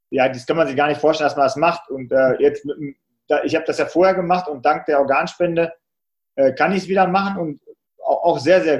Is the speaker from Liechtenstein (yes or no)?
no; Salzkotten, North Rhine-Westphalia, Germany; Und in meinem Heimatort Salzkotten gibt es auch so einen kleinen Marathon